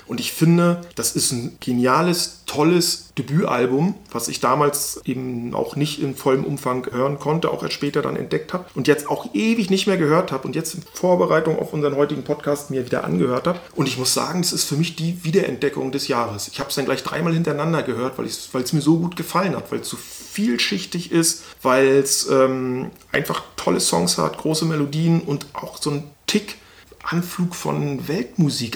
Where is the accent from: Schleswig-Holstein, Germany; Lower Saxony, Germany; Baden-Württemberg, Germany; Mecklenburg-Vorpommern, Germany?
Mecklenburg-Vorpommern, Germany; Stralsund; moved away; ich bin im Osten groß geworden